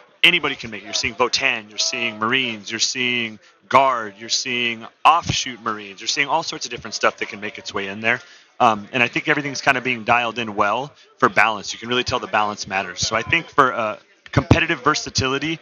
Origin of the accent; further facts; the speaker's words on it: San Diego, California, United States; I'm from San Diego, California.